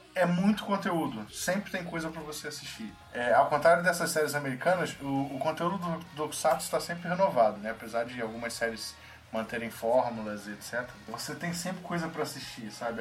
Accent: Rio de Janeiro, Brazil; nós todos somos cariocas

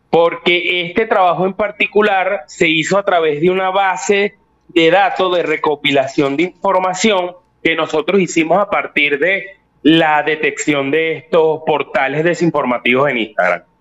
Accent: Venezuela; pudimos ver que somos los únicos de Venezuela que pudimos ser galardonados.

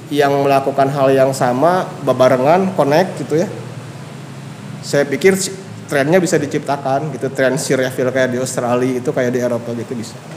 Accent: Bandung, West Java, Indonesia; terus apa yang udah si brand ini lakukan untuk saya orang Bandung

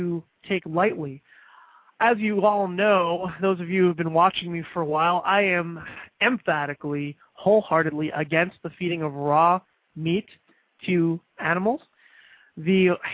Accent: Florida, United States; Indian River and St. Lucie counties in state of Florida, my home state

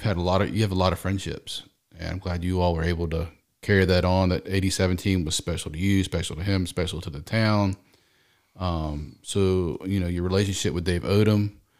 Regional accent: Garner, North Carolina, United States; moved away as an adult; now in Charlotte, United States; I live in Charlotte, but I am from Southern Wake County. I'm from right here in Garner. I've lived there for 25 years. You know, Raleigh will always be home where I'm from.

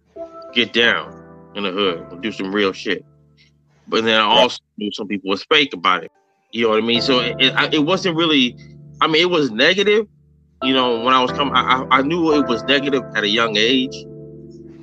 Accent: the Bay Area, California, United States; I'm from the Bay

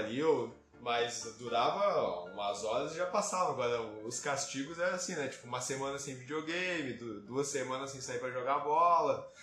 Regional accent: Canoas, Rio Grande do Sul, Brazil; passei minha vida toda em Canoas

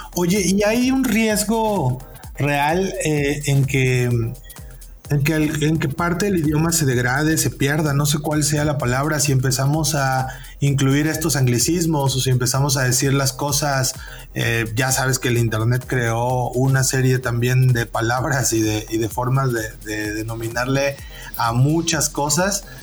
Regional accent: near the border with Veracruz, Oaxaca, Mexico; also born or lived in Puebla, Mexico; now in Saltillo, Mexico; soy de Oaxaca, de la parte que colinda con Veracruz

